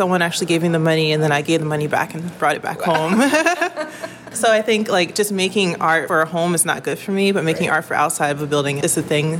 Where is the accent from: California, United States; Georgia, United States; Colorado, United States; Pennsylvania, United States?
Pennsylvania, United States; Philadelphia; I'm from West Philly. My family goes back 3 generations.